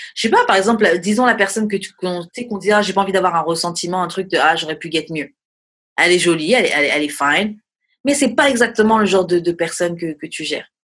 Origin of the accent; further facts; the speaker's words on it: France; je suis française